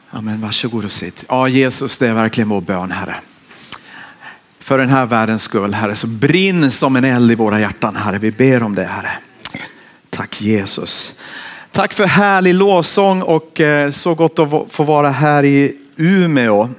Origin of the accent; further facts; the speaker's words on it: Finland; now in Borås, Sweden; Jag har vuxit upp i Finland